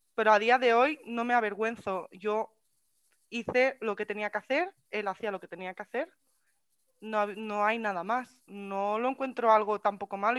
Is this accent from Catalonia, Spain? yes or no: yes; Catalonia, Spain; soy catalana, catalana y española